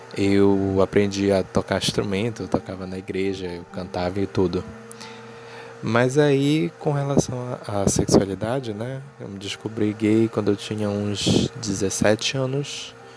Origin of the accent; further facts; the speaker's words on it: Belém, Pará, Brazil; eu tenho 25 anos, sou jornalista e sou de Belém